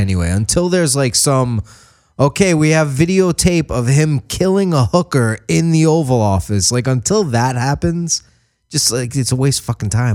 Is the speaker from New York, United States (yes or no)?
yes; New York, United States; I grew up in New York